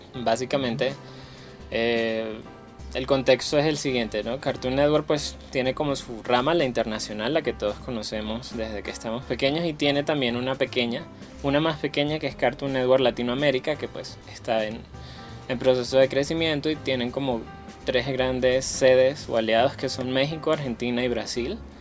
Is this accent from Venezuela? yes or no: yes; Venezuela; moved away as an adult; now in Bogotá, Colombia; emigré de Venezuela